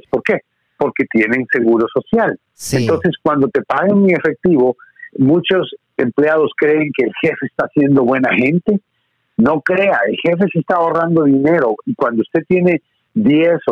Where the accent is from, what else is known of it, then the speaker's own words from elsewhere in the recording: Guatemala; born there; also born or lived in Honduras / Miami; viví en Honduras un tiempo, mi madre es hondureña, entonces viví en Honduras un tiempo, nací en Guatemala, viví en Guatemala un tiempo, viví en Miami un tiempo, o sea, estuve viajando por todos lados, soy el inmigrante típico